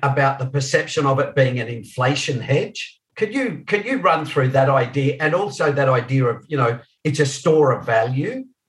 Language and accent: English; Australia; I'm the only Australian here